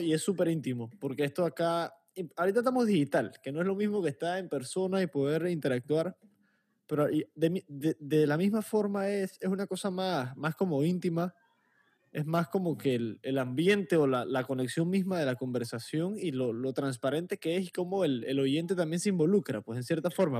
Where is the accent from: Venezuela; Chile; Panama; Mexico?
Panama